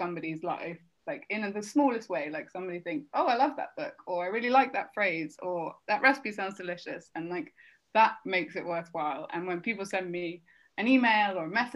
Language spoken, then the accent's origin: English; Devonshire, South West England, United Kingdom; accent: West Country; moved away as an adult; also born or lived in London; now in Sardinia, Italy; I grew up in Devonshire